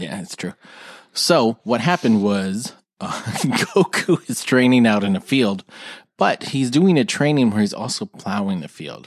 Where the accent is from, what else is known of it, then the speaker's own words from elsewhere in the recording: Houston, Texas, United States; we're from Houston